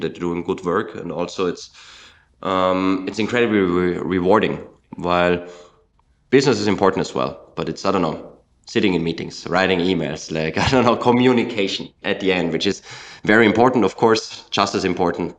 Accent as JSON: {"language": "English", "country": "Austria", "said": "In my home country of Austria"}